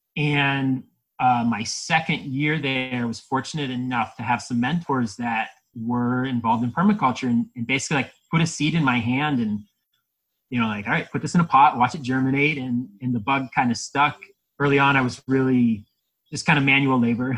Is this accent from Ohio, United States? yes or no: yes; Ohio, United States; moved away; I'm from Ohio, and that's that's what we find in our soils when we start digging